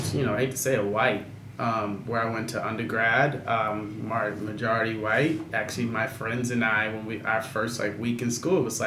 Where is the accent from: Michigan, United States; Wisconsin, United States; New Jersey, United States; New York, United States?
New Jersey, United States; Newark; I'm from Newark, born and raised. I grew up there